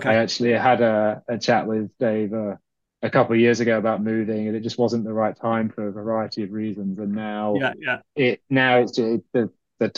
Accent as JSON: {"language": "English", "country": "United Kingdom", "also_born_or_lived": "Ireland", "said": "being British"}